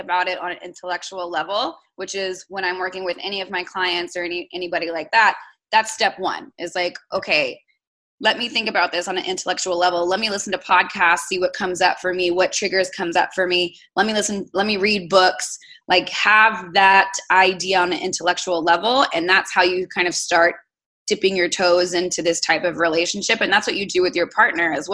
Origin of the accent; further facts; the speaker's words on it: South Texas, United States; I'm born and raised in South Texas